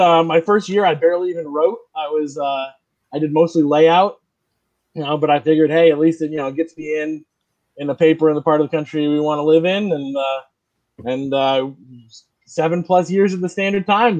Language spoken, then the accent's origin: English; Vermont and New Hampshire, New England, United States; moved away as an adult; now in New Bedford, United States; I grew up in Vermont and New Hampshire, and I went to all these other places